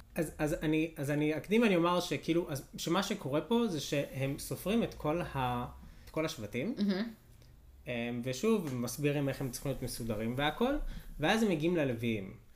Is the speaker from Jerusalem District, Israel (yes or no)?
yes; Beit Shemesh, Jerusalem District, Israel; כשגדלתי בבית שמש